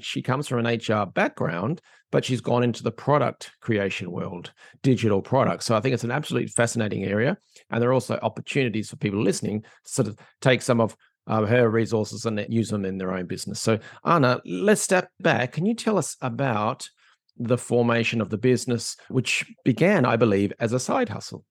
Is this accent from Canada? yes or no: no; Australia; now in Ireland; I'm an Australian living in Ireland